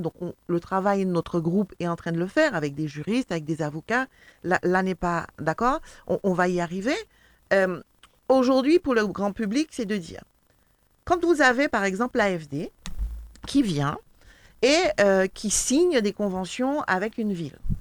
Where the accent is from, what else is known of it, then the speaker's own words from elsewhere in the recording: Martinique; nous-mêmes martiniquais